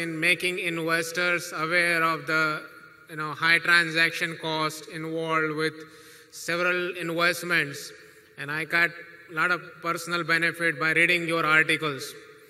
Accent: Fort Lauderdale, Florida, United States; from Fort Lauderdale, Florida.

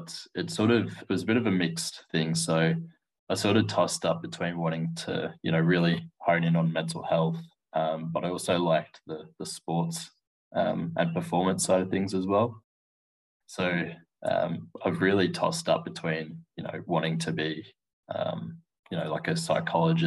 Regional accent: Wagga Wagga, New South Wales, Australia; moved away as an adult; now in Melbourne, Australia; I was born in Wagga in New South Wales, so a bit of a smaller rural country town, population of roughly about 80,000. That's probably on the maximum side of things. So I sort of grew up there

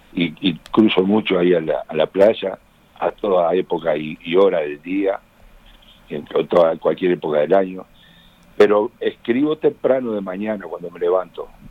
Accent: Uruguay; cómo somos los uruguayos

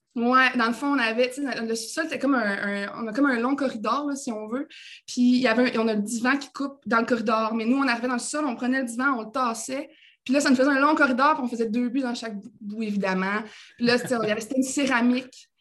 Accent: Saguenay, Quebec, Canada; je viens d'Arvida, en fait. Euh, puis j'ai grandi dans une famille de sport

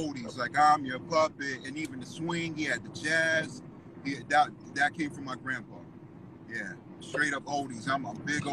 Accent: Los Angeles, California, United States; also born or lived in Orange County, California; I'm from Southern California, I'm from LA, but there was a time I lived in OC

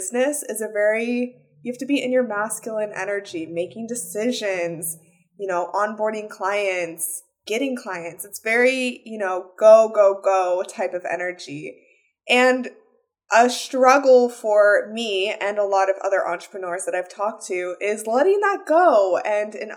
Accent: Las Vegas, Nevada, United States; I'm from Las Vegas

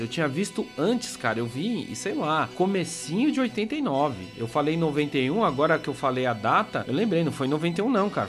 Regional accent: São Paulo, Brazil; accent: Paulista Zona Sul; Perdoe a minha pronúncia. É, Paulista Zona Sul

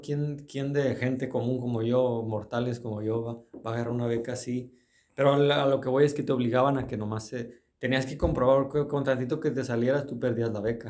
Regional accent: Mexico

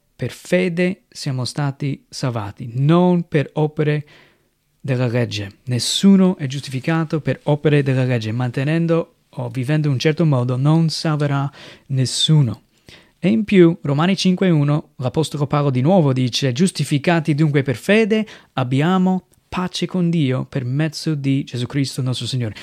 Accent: United States; Italian is a second language; moved away as an adult; now in Italy; vengo dagli Stati Uniti, sono un missionario qui in Italia dal 2007

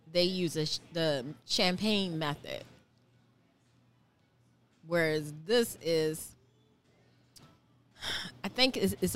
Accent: Savannah, Georgia, United States; I'm from Savannah

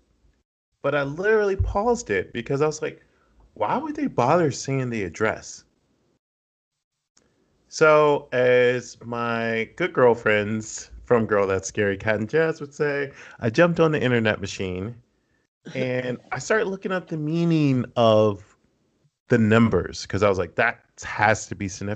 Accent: Austin, Texas, United States; moved away; I'm from Austin. I used to live in Austin, and I still try to keep up with the scene there

